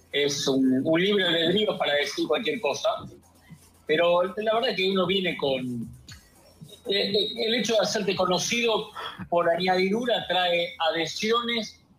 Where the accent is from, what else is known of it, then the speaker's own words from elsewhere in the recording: Argentina; soy argentino